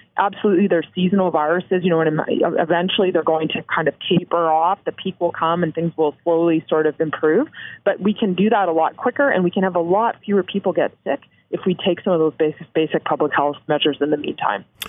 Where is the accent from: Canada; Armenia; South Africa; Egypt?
Canada; as a Canadian